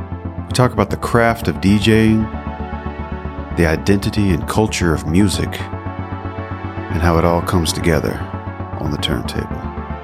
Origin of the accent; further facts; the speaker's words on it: Memphis, Tennessee, United States; It's my hometown too.